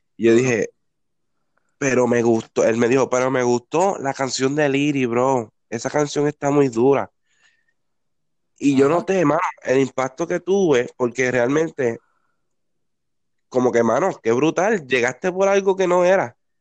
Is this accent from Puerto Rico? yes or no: yes; Peñuelas, Puerto Rico; moved away as an adult; now in Ponce, Puerto Rico; Yo me mudé ahora para Ponce, pero yo era de Peñuela.